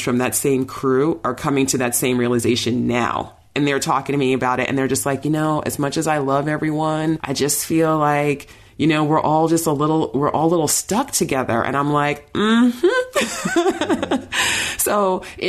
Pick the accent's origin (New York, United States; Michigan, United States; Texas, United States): New York, United States; moved away; I'm from New York, all my oldest friends are in New York, my family's there